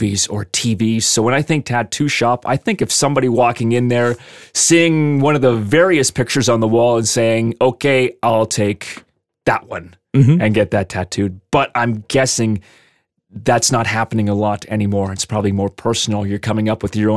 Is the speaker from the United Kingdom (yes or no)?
no; Lethbridge, Alberta, Canada; I'm in my hometown of Lethbridge